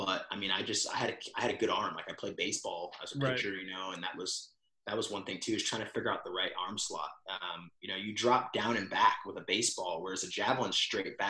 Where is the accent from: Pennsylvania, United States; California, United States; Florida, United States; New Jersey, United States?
California, United States; San Diego; moved away as an adult; also born or lived in Missouri; now in Dallas, United States; growing up in North County, San Diego